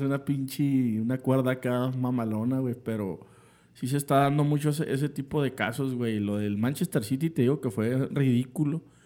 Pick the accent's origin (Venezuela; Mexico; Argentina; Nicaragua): Mexico; como aficionado eh, mexicano